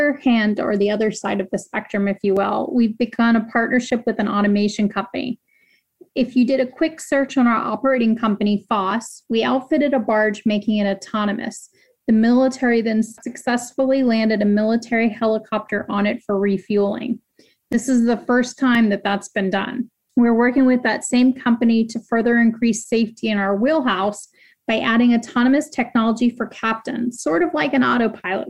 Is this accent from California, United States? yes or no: no; Jacksonville, Florida, United States; I grew up in Jacksonville